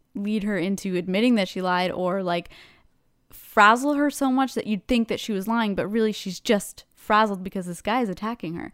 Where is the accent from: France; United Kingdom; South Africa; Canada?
Canada; we're Canadian